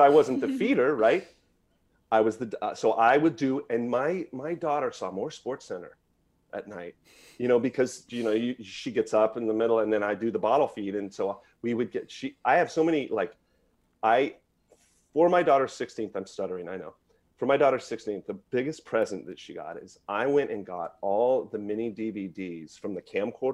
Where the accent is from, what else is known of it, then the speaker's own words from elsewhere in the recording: Merced, California, United States; I'm from Merced